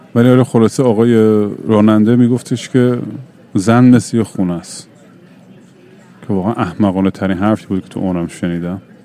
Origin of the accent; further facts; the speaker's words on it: Iran; moved away; تجربه خودم تو ایران